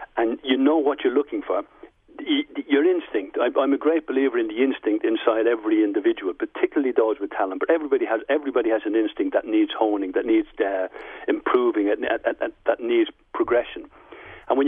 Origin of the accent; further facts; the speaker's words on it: Dublin, Leinster, Ireland; moved away; When I was growing up in Dublin, I loved the way I grew up in the 50s